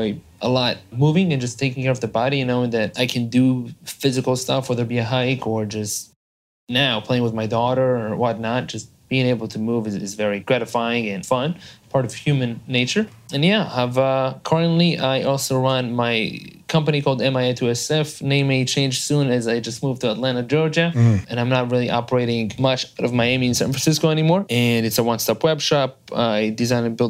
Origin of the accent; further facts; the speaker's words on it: Israel; English is a second language; moved away as an adult; now in United States; I am from Israel originally. So I'm a gringo here in the United States. I've been here for the past 11 years. I moved out here when I was 21